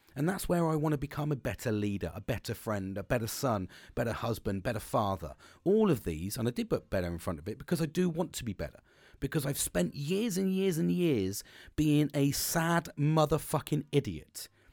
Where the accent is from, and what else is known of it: United Kingdom